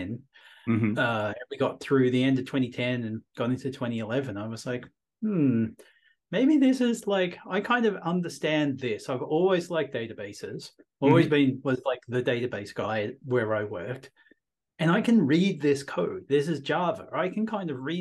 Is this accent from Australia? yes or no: yes; Australia; moved away as an adult; also born or lived in London, United Kingdom; now in Wellington, New Zealand; I'm originally from Australia